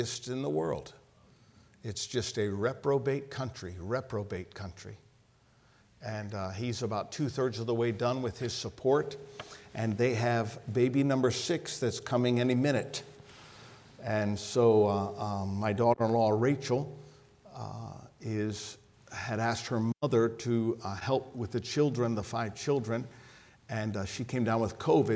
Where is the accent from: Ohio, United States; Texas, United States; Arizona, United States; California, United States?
Ohio, United States; moved away; also born or lived in French Lick, Indiana; I'm from Ohio